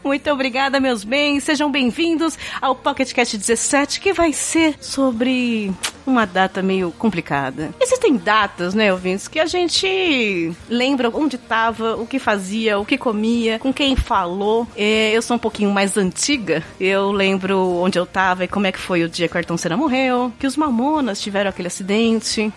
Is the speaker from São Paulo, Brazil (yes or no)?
yes; São Paulo, Brazil; eu sou de São Paulo